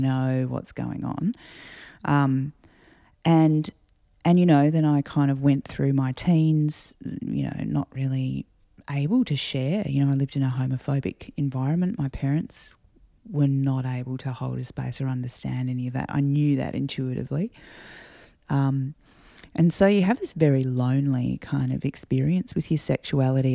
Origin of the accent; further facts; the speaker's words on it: Adelaide, South Australia, Australia; growing up in Adelaide